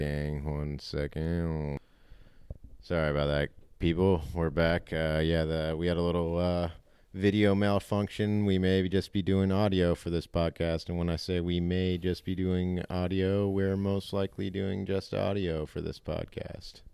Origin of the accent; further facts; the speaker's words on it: United States; we're American